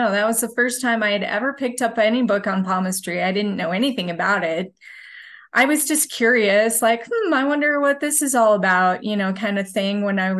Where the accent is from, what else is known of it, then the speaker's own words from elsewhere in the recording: Utah, United States; I would say I have a fairly normal upbringing from Utah. I studied business at the University of Utah